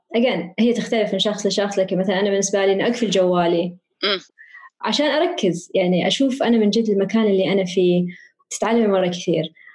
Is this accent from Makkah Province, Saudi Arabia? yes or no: no; Riyadh, Riyadh Province, Saudi Arabia; أنا كبرت في الرياض